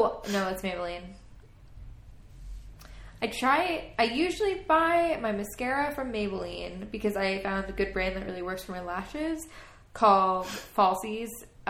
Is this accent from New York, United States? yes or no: yes; Long Island, New York, United States; also born or lived in Philadelphia, Pennsylvania; I'm from New York. I'm from Long Island.